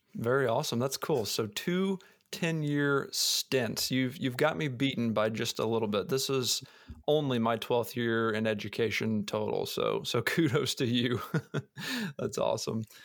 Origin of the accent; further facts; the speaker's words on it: Missouri, United States; moved away; I'm a Missouri boy, I grew up in Missouri